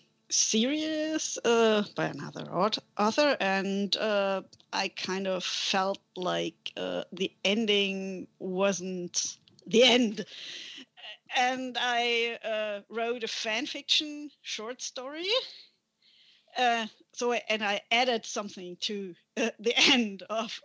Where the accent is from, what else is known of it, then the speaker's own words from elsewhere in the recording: Germany; first language German; English is a second language; I'm from Germany. So that's the reason you might hear an accent.